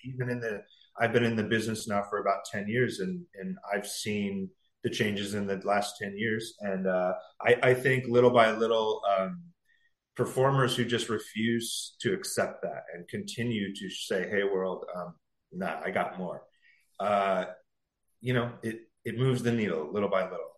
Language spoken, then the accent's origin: English; San Diego, California, United States; moved away as an adult; also born or lived in Los Angeles, California; now in New York, United States; I'm from San Diego originally. So my whole life up to this year has been a California mm-hmm. guy